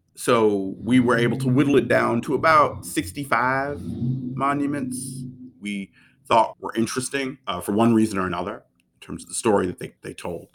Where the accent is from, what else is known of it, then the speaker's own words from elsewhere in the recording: Baltimore, Maryland, United States; Formative years in Baltimore